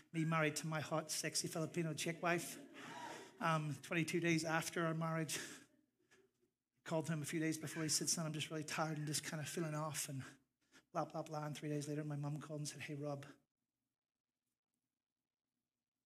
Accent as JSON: {"language": "English", "town": "Larne", "region": "Northern Ireland", "country": "United Kingdom", "moved": "yes", "said": "my local minister back home in Larne, County Antrim, Northern Ireland. My accent's coming back"}